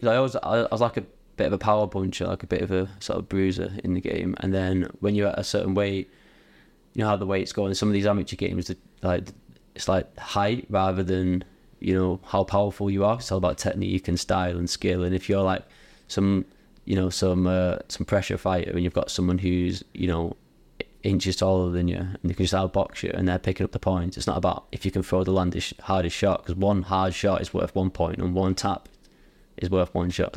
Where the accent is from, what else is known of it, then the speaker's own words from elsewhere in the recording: Bury, North West England, United Kingdom; I'm from Bury